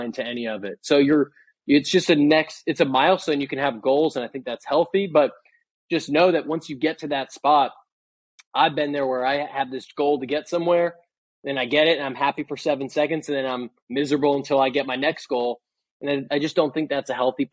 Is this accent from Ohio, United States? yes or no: no; Boston, Massachusetts, United States; moved away as an adult; also born or lived in San Francisco; I'm from Boston. I moved out to San Francisco